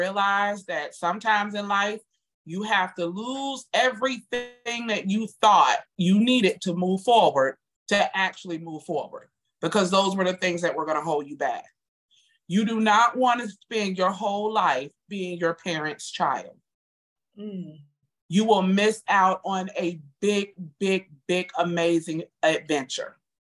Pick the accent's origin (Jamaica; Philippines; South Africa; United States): Jamaica; Not because we're Jamaican, that's because we're humans.